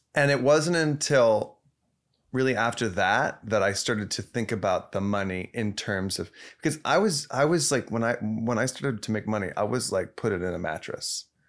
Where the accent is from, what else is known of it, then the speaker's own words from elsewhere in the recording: Dallas, Texas, United States; moved away; I was from a suburb of Dallas